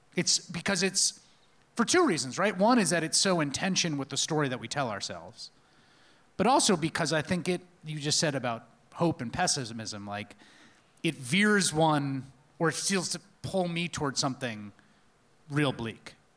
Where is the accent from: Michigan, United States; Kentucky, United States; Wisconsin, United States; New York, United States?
New York, United States; New York City; a New Yorker of the nineteen eighties